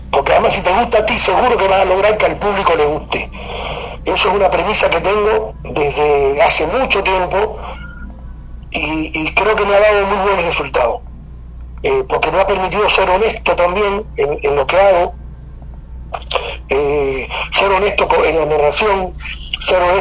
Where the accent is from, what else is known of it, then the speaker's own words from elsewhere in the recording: Cuba; now in Argentina; Mira, eh, vida en Argentina eh, eh, es, es, la vida, es, como la vida de ser guajiro. Yo sigo siendo un guajiro cubano.